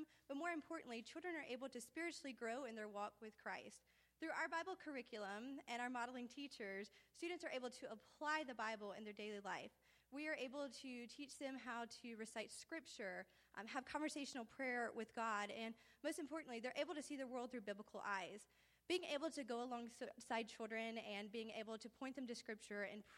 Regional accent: Monroeville, Alabama, United States; moved away as an adult; also born or lived in Troy, Alabama; I was born and raised in Monroeville, Alabama

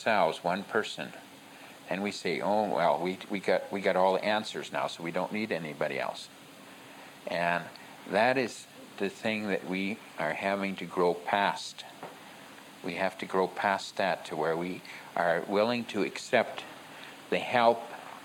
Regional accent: United States; I'm an American Indian

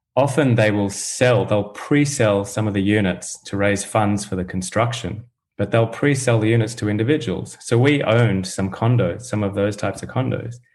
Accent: Australia; also born or lived in United Kingdom; now in United States; I'm from Australia originally, but I did move around, lived in the UK for a while, now based in the US

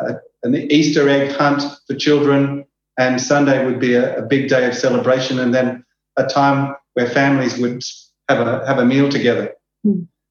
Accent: Australia; accent: Australian; moved away as an adult; now in Juba, South Sudan; I'm an Australian. You might pick that up from my strange accent

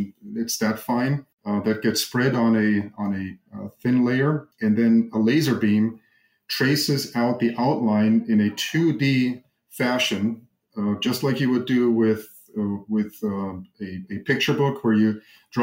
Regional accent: Germany; moved away as an adult; now in Arizona, United States; I grew up in Germany, went to school in Germany

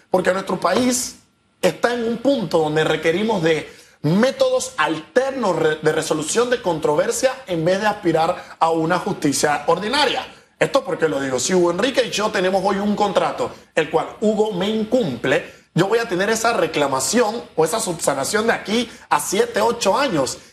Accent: Panama; Tenemos nosotros como panameños

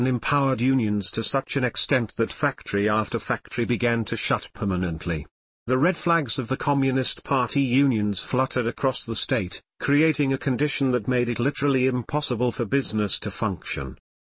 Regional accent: India; Kumaubi, a small company-owned township where I was brought up, in the western fringes of Bengal

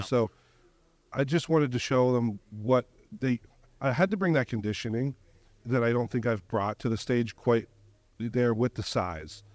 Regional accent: Canada; I'm from Canada

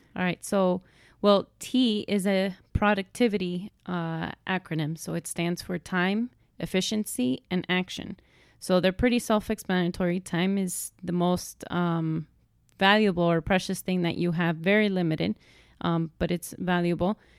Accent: Miami, Florida, United States; I was born here in Miami, born and raised

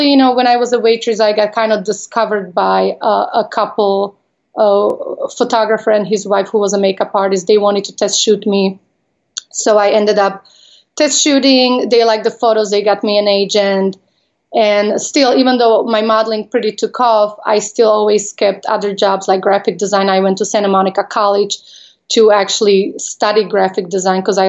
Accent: Slovakia; English is a second language; moved away as an adult; also born or lived in Las Vegas; I am from Slovakia. I was born when it was former Czechoslovakia.

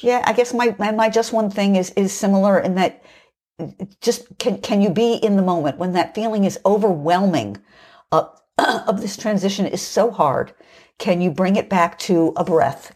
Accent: United States

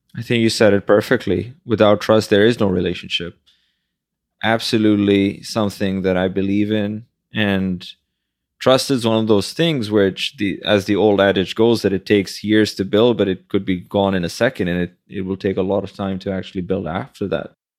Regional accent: Pakistan; born or raised there; now in Manhattan, United States

